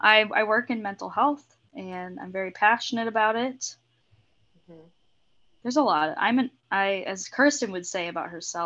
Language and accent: English; Rochester, Minnesota, United States; Well, I grew up in Rochester, Minnesota, and then moved to a suburb outside the cities. I moved to the cities when I went to school, and once I graduated, moved out to suburbia